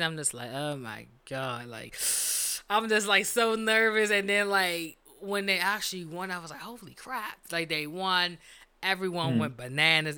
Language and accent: English; Washington, District of Columbia, United States; We are from Washington D.C.